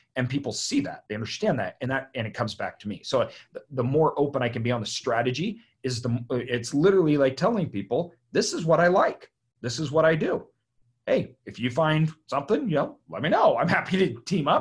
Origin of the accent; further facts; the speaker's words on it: Idaho, United States; I'm from Idaho